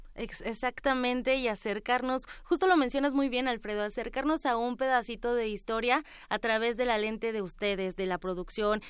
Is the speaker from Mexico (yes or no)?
yes; Mexico; aquí en nuestro país, aquí en México